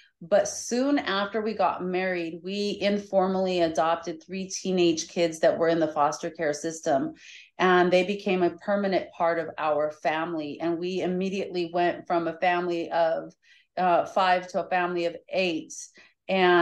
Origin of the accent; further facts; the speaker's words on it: Colorado, United States; moved away as an adult; now in Florida, United States; I'm originally from Colorado, and I grew up there until almost 11 years ago when we came to Florida